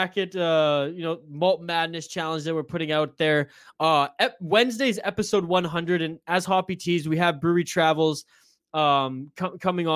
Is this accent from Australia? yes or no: no; Canada; I'm as Canadian as they come